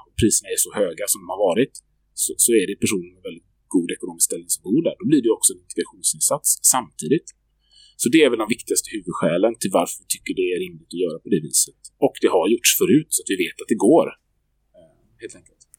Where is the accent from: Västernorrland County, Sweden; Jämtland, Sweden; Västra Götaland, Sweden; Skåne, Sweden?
Västra Götaland, Sweden; Gothenburg; Jag som göteborgare, som född och uppvuxen här